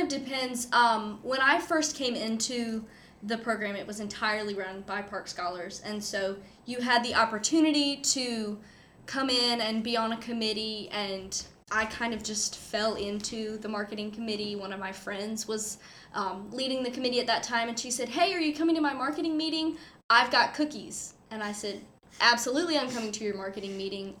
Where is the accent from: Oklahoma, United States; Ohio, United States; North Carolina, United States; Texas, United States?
North Carolina, United States; Goldsboro; But I grew up in and around the Triangle area. I'm from Goldsboro, North Carolina, so it's about an hour east of here.